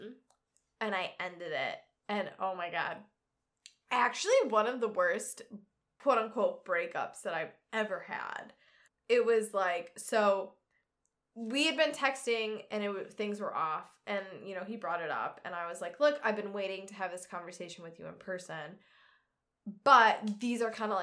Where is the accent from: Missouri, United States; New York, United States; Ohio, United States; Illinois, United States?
Illinois, United States; Naperville; now in Yorkville, United States; I'm from Naperville, but I currently live with my family out in Yorkville